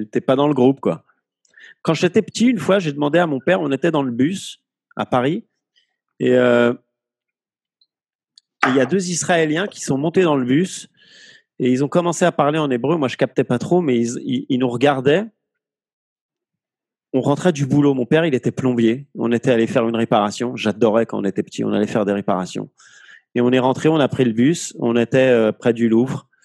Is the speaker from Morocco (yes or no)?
yes; Morocco; mais quel est le problème on, est aussi arabe, vu qu'on est marocain, donc arabe.